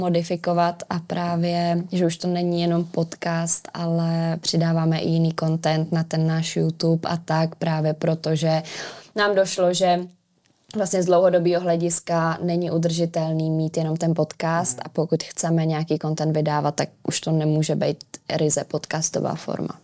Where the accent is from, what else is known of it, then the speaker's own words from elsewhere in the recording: Dobříš, Central Bohemian Region, Czechia; moved away as an adult; now in Prague, Czechia; No já jsem původně z Dobříše, nebo eh, tím směrem, z malé vesnice u Dobříše